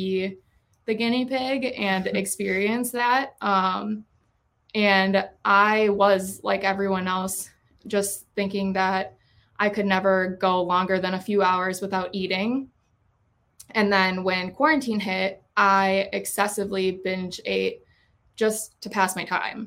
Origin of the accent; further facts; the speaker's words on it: Lakeville, Minnesota, United States; moved away as an adult; now in Eau Claire, United States; I grew up here in Lakeville